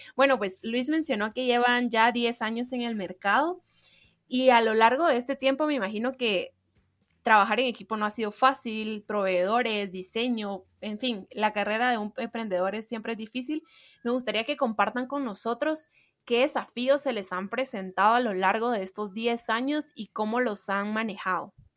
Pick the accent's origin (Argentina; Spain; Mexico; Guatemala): Guatemala; nuestra cultura de la cual ellos están muy orgullosos y nosotros también